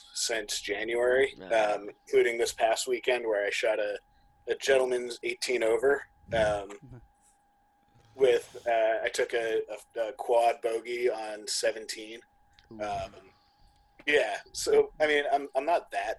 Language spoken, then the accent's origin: English; Sandwich, Massachusetts, United States; my hometown just built a new course called Oak Crest Cove in Sandwich, Mass